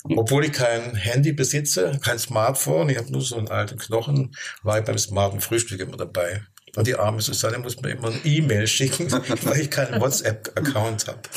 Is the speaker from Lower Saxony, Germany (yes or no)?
no; Stuttgart, Baden-Württemberg, Germany; moved away as an adult; now in Rhön, Germany; Ich komme komm aus Stuttgart und meine Frau hat mich vor 35 Jahren in die Rhön gelockt